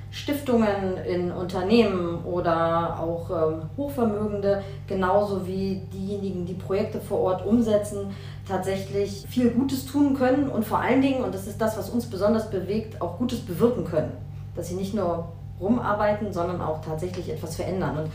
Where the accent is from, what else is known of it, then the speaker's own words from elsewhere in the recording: West Germany, Germany; Ich habe da keine Erfahrung. Ich komme aus Westdeutschland.